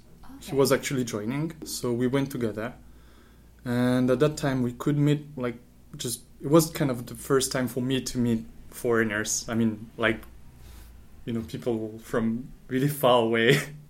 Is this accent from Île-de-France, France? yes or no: no; Marseille, Provence-Alpes-Côte d'Azur, France; accent: French; English is a second language; moved away as an adult; now in Tokyo, Japan; I'm from Marseille, in the south of France. It's a nice town nearby the sea.